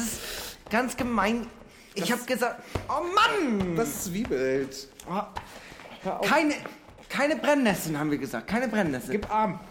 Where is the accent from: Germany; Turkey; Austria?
Germany; Eckernförde, Schleswig-Holstein; moved away; als ich da aufgewachsen bin, war es nicht immer toll